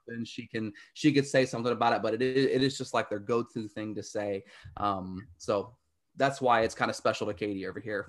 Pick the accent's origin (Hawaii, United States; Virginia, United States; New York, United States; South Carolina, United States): Virginia, United States; where I grew up down south in Virginia